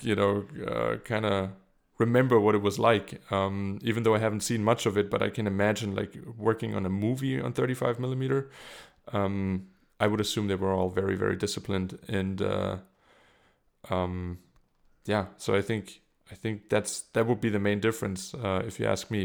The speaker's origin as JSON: {"language": "English", "country": "Germany", "also_born_or_lived": "South Carolina", "second_language": "English", "moved": "as an adult", "lives_now": "Munich, Germany"}